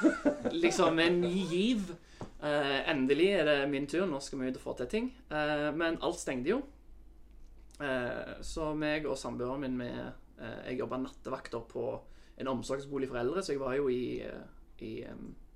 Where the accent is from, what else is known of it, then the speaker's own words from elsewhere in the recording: Sandnes, Rogaland, Norway; moved away as an adult; also born or lived in Oslo; jeg er fra Sandnes. Eh, vokste opp i en familie med to søsken